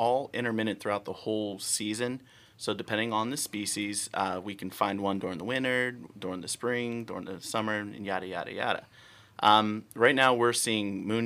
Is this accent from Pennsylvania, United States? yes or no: yes; Pittsburgh, Pennsylvania, United States; now in Florida, United States; I'm originally from Pittsburgh, Pennsylvania